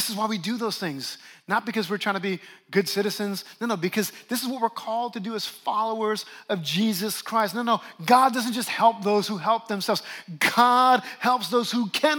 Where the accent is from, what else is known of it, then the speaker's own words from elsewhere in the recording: New Orleans, Louisiana, United States; moved away; my hometown of New Orleans